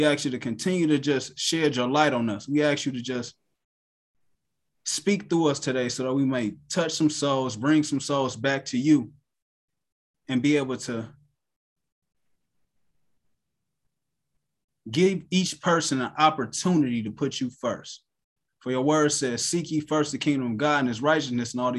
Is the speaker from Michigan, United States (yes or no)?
no; Cleveland, Ohio, United States; I'm from Cleveland, Ohio